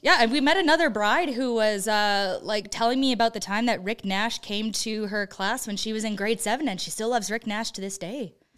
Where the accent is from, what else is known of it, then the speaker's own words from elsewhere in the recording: Creston, British Columbia, Canada; moved away; my hometown of Creston, B C